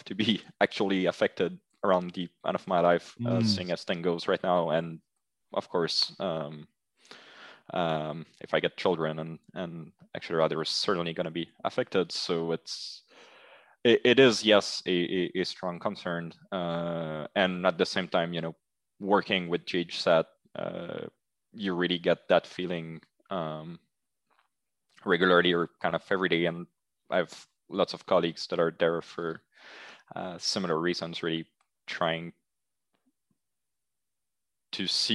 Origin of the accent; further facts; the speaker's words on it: Montreal, Quebec, Canada; I'm from Montreal, grew up, and I'm still in Montreal